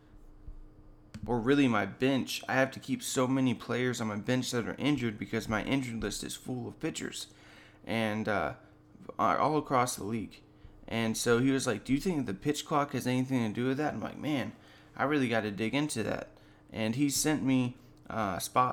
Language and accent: English; Lynn Haven, Florida, United States; I got elected for office here in my hometown of Lynn Haven, Florida